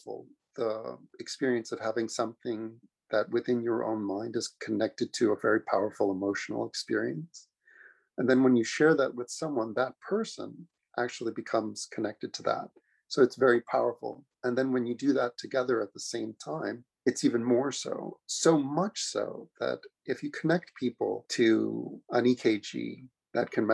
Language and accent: English; New York City, New York, United States; I'm a kid from Queens, New York. Was really lucky to grow up there